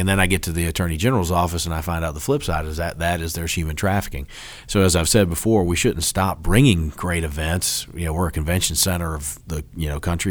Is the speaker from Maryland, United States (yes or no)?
no; Dunwoody, Georgia, United States; I loved growing up there and, and growing up in Dunwoody